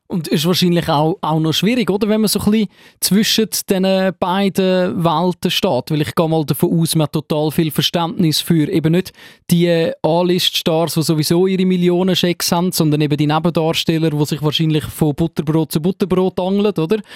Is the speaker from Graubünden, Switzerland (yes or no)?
no; Zurich, Switzerland; als Zürcher, der in Zürich lebt